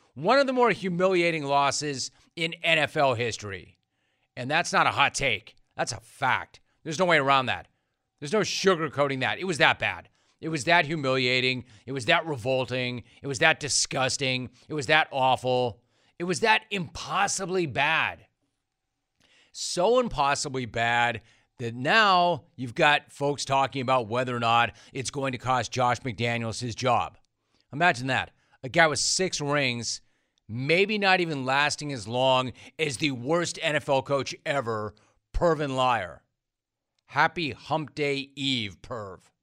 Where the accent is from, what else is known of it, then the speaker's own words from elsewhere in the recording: California, United States; I'm from California